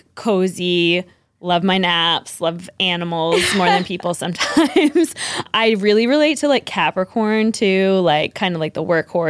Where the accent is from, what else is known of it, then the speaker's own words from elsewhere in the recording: Newburyport, Massachusetts, United States; moved away as an adult; also born or lived in New York City / North Shore; now in Haverhill, United States; I was born and raised in Newburyport, Mass.